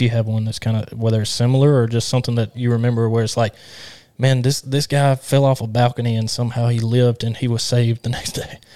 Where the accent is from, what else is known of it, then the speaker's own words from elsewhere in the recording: Alabama, United States; I'm from Alabama